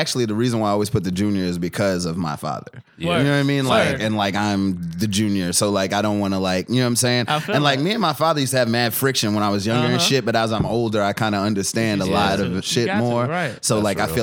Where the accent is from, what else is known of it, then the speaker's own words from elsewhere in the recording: Bellport, New York, United States; moved away as an adult; now in Louisville, United States; I'm from Long Island, New York, Bellport, New York, Brookhaven, Suffolk County, all that. Strong Island